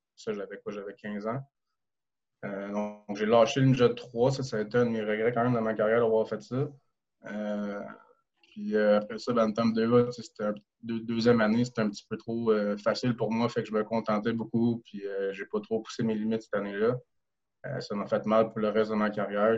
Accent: Rosemère, Quebec, Canada; moved away as an adult; also born or lived in Sherbrooke; now in France; je viens de Rosemère

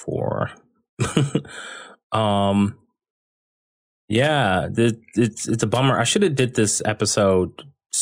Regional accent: Dayton, Ohio, United States; I was born and raised in Dayton, Ohio.

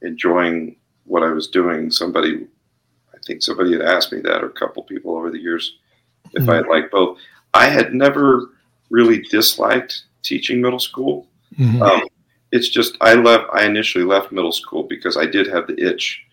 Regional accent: Albuquerque, New Mexico, United States; also born or lived in Las Vegas, Nevada; we felt like this was home

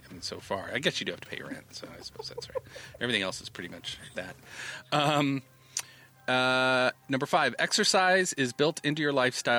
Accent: Indiana, United States; both you and I are from Indiana. We are Hoosiers.

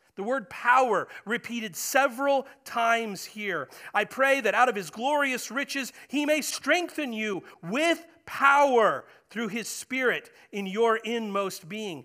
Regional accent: United States; I'm an American, proud to be an American

